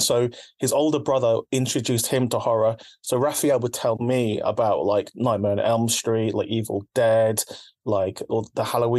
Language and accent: English; Philippines; my first taste of horror, like being Filipino, is like from Filipino people telling me about monsters and about like spooky things.